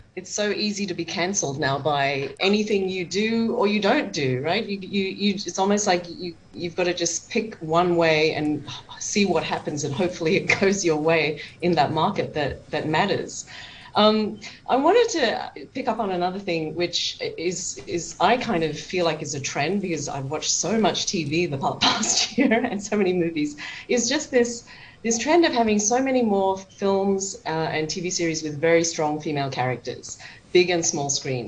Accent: Australia; I'm Chinese Australian. I can relate to both the white Australian experience and the Chinese in Australia experience.

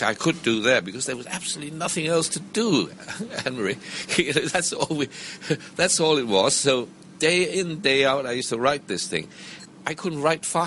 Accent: Hong Kong; also born or lived in Macau; I was born in Hong Kong. I believe I was one of those rare people born at home

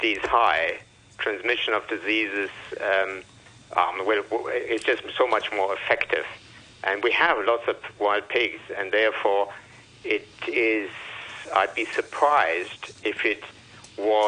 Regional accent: Germany; now in Hong Kong; I'm from Germany.

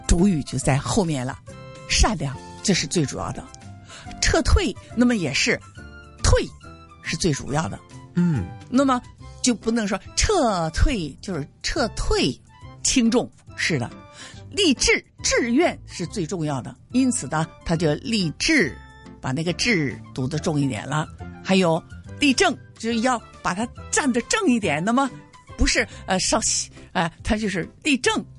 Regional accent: Hong Kong; 我们香港人的发音比较困难一些

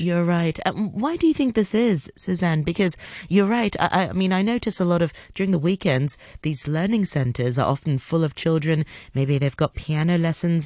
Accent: Hong Kong; I'm from Hong Kong. I'm born and raised here.

